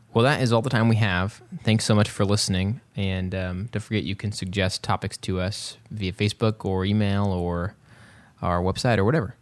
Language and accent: English; West Texas, United States; I grew up in West Texas, um, or as I like to say, cowboy country.